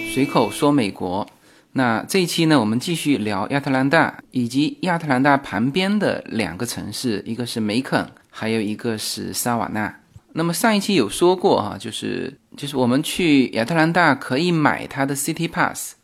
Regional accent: China; now in Los Angeles, United States; 我们国内

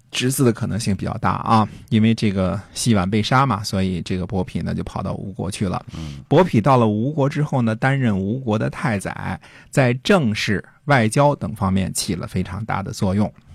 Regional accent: China; 我们中国人

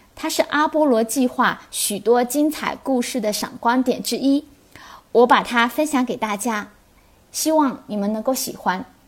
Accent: Xiamen, Fujian, China; 我是来自厦门的学员

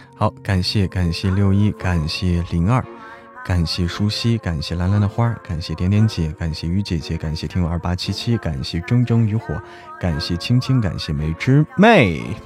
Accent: Hebei, China; now in Chengdu, China; 我是在成都的河北人

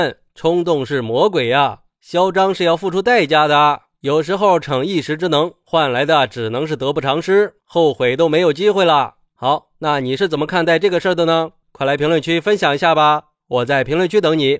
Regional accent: Shanghai, China; 我想说，作为一个上海人，我很反感呀

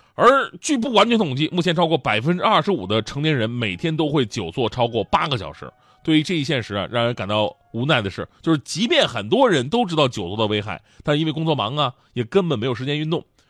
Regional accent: Changchun, Jilin, China; moved away; 我们老家长春的问过，就我以前呢，在长春那个人民广场附近住，旁边有一个大庙，大庙很有名，叫做博若寺

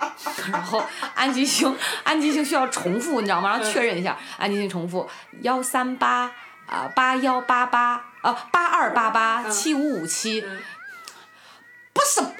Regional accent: Qingdao, Shandong, China; accent: Qingdao dialect; moved away as an adult; now in Beijing, China; 我说我的青岛话这么标准，你没听出来？你我哪里像河河南的？

